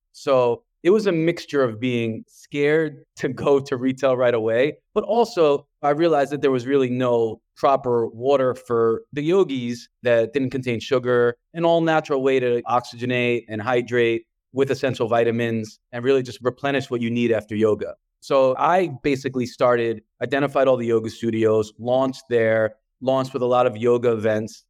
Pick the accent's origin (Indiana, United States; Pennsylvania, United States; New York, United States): New York, United States; New York City; accent: New York; the way I pronounce water, you probably hear, um, from New York, and I'm from Brooklyn.